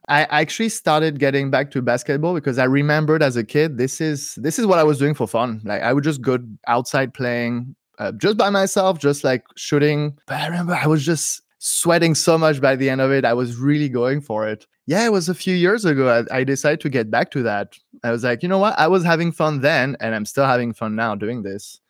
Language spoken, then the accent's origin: English; suburbs of Paris, Île-de-France, France; now in Berlin, Germany; So I grew up in the suburbs of Paris, in a place that has forest, actually, right next to it.